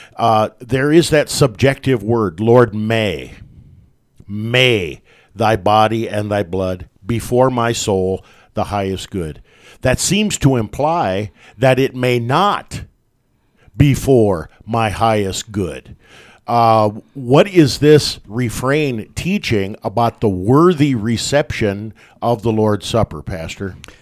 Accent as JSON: {"language": "English", "town": "West Point", "region": "Nebraska", "country": "United States", "tie": "born or raised there", "said": "Growing up in, uh, my hometown, about a hundred miles north of Lincoln, up in West Point"}